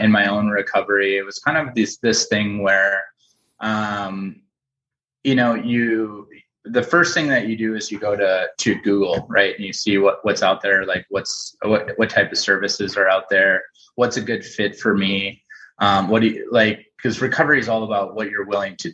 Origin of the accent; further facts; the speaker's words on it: St. Paul, Minnesota, United States; born and raised in St. Paul